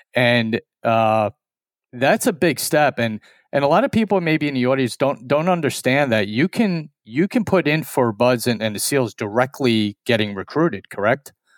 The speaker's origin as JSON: {"language": "English", "region": "New York", "country": "United States", "said": "we're two strangers from New York"}